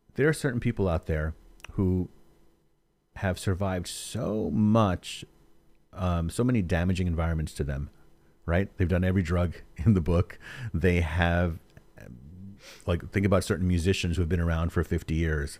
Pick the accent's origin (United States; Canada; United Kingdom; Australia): United States; New York City, New York; moved away; I'm from New York also originally